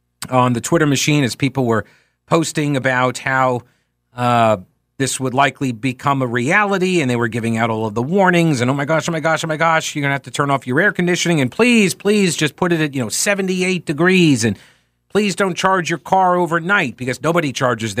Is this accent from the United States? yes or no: yes; United States; I'm an American